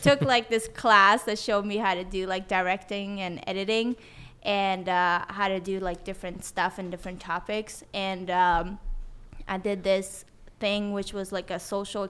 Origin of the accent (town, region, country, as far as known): Sweden; born or raised there; English is a second language; moved away; also born or lived in Tehran, Iran / San Diego, United States